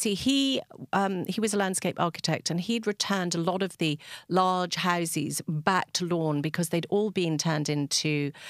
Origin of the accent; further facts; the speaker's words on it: England, United Kingdom; now in West Cork, Ireland; you could probably hear by my accent, I don't sound totally as if I come from West Cork. And so we came from England on a boat, and my parents basically rocked up.